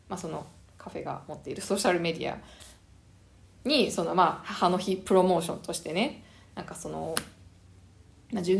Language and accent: Japanese; Japan; moved away as an adult; now in Canada